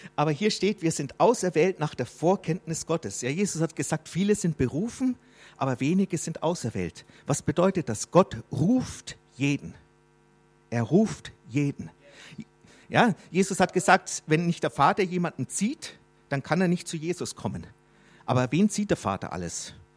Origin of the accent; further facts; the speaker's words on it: Germany; ich bin ein Fremdling hier in Deutschland, obwohl ich Deutscher bin